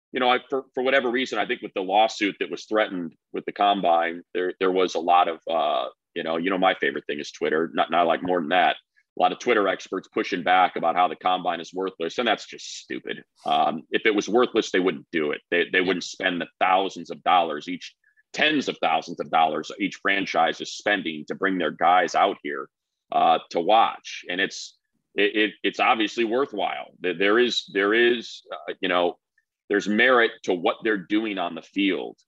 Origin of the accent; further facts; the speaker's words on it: Midwest, United States; moved away; I'm from the Midwest, so I'm gonna go up see my parents